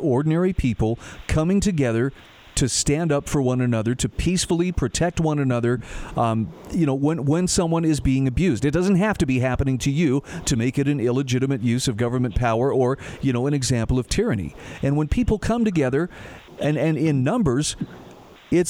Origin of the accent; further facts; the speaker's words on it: Utah, United States; here in my home state of Utah